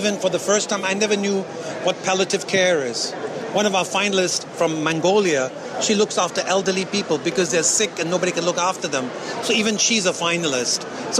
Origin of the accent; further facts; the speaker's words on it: India; now in Hong Kong; I'm an Indian with a Chinese tan, whatever you want to call it.